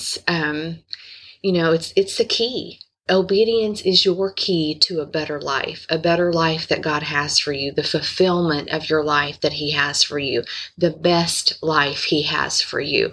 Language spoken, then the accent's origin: English; Indiana, United States; I'm from Indiana